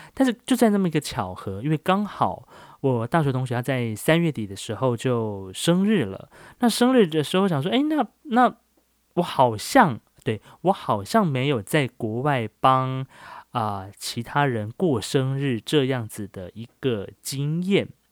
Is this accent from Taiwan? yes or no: yes; Taiwan; 我来自台湾